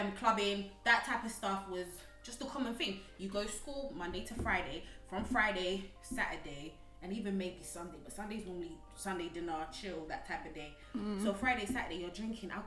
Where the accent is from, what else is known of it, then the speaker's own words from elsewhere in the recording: Manchester, North West England, United Kingdom; also born or lived in Uganda; I grew up in Manchester.